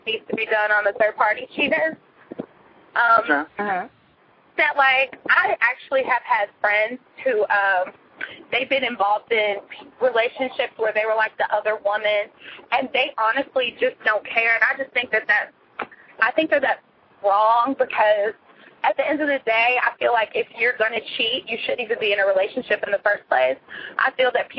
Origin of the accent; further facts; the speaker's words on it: Greensboro, North Carolina, United States; I'm from Greensboro